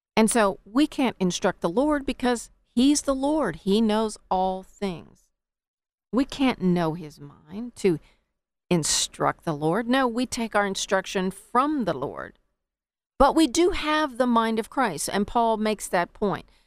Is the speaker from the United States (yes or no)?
yes; United States; us as American citizens